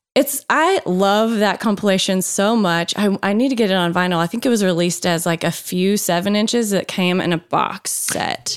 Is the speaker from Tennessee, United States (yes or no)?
yes; Tennessee, United States; I'm from Tennessee